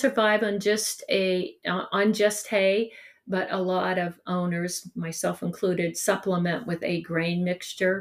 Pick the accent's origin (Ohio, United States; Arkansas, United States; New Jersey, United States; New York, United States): Ohio, United States; Salem; also born or lived in East Palestine, Ohio; It was on Stewart Road, where I grew up in Salem